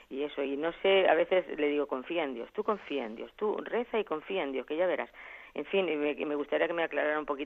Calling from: Albacete, Castilla-La Mancha, Spain; de Albacete.

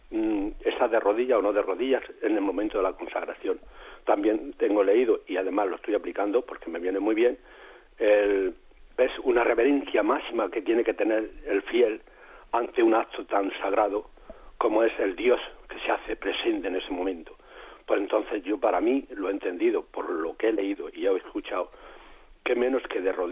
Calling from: Murcia, Region of Murcia, Spain; de Murcia

